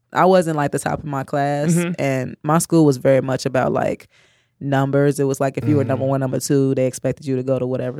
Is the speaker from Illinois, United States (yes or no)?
yes; Chicago, Illinois, United States; On the west side. I grew up in North Lawndale